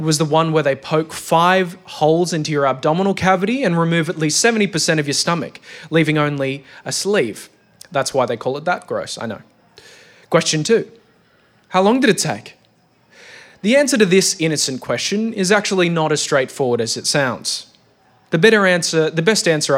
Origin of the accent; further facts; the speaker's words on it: Australia; I'm an Australian man of Greek origin.